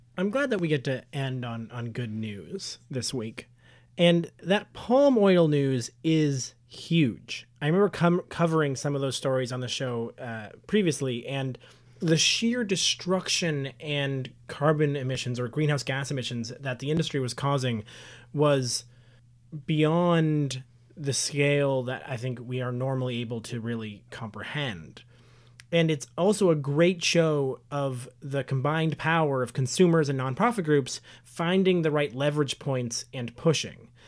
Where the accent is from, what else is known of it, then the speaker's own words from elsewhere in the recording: Canada; we as Canadian citizens